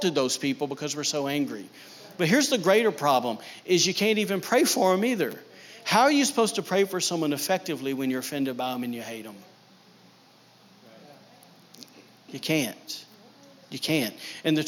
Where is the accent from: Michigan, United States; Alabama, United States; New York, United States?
Alabama, United States; backwoods; now in Maine, United States; I'm from Backwoods, Alabama